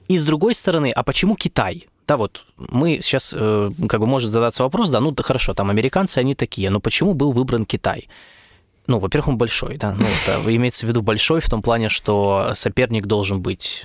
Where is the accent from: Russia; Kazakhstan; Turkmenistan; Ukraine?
Ukraine; в Украине